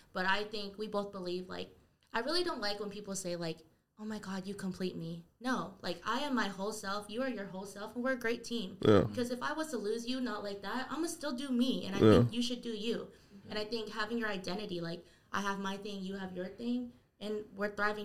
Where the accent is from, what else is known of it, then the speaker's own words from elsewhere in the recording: Tacoma, Washington, United States; we never forget we're from Tacoma